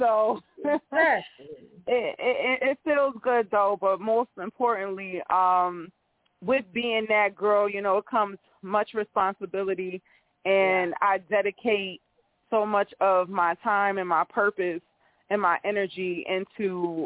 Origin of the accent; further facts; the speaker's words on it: Bridgeport, Connecticut, United States; now in North Carolina, United States; Everybody think I'm from New York when they hear me talk, but I'm originally from Bridgeport, Connecticut.